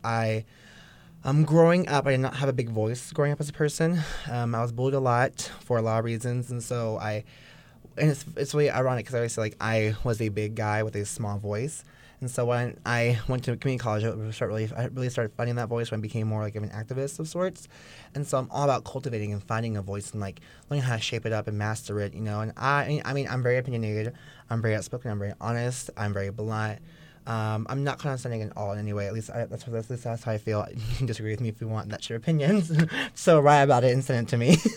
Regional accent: Bay Area, California, United States; also born or lived in Oceanside, California; I grew up in the Bay Area. Um, shout out to East Bay.

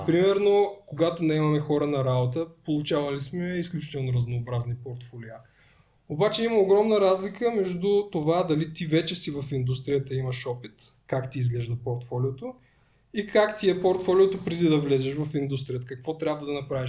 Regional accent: Tryavna, Gabrovo Province, Bulgaria; да идвам а, от Трявна до София

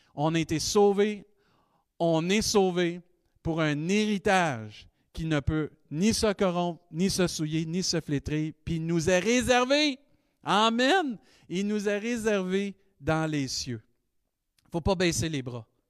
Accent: Rimouski, Quebec, Canada; Avant d'être euh, Rimousquois, Québécois, Canadien

